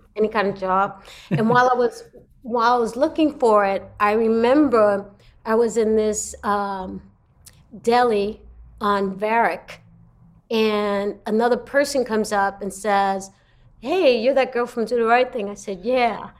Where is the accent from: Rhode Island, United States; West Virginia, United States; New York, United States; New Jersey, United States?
New York, United States; New York City; moved away as an adult; also born or lived in Los Angeles; I come from Brooklyn, New York.